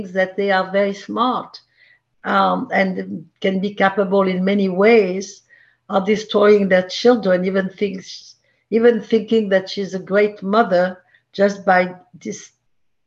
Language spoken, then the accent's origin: English; Marseille, Provence-Alpes-Côte d'Azur, France; English is a second language; moved away as an adult; also born or lived in Paris, France / Miami, United States; now in New York City, United States; I was born in Marseille, grew up there